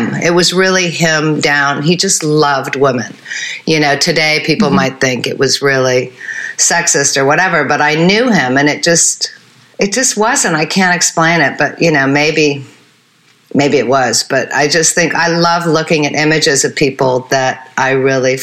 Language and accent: English; Switzerland; I grew up in Switzerland.